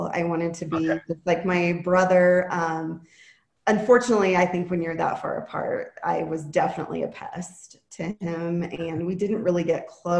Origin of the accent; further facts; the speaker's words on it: Laramie, Wyoming, United States; I was born and raised in Laramie, Wyoming.